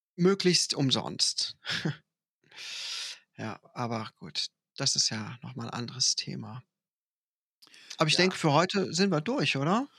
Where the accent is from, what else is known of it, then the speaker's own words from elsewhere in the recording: Ruppichteroth, North Rhine-Westphalia, Germany; bei uns in Ruppichteroth gibt es das traditionelle, sehr, sehr, sehr lustige Winterfest